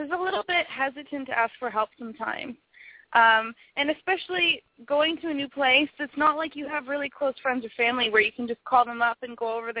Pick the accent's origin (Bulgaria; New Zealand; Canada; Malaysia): Canada; Ontario; moved away as an adult; now in Los Angeles, United States; Being from Canada